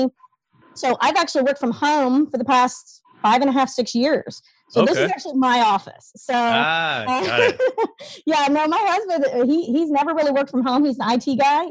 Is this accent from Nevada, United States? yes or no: no; Ohio, United States; moved away as an adult; also born or lived in East Texas / Kansas; now in Oklahoma City, United States; I grew up in Ohio. I'm a Yankee